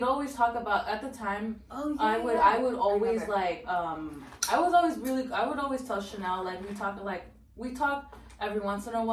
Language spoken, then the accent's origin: English; Northern Virginia, United States; we're from Nova